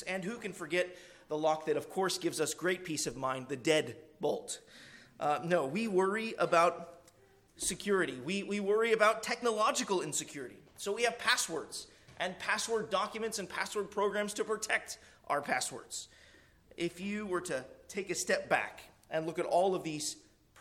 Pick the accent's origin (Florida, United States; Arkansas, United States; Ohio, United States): Arkansas, United States; You might could say, I was born in Arkansas, so might could is a southern phrase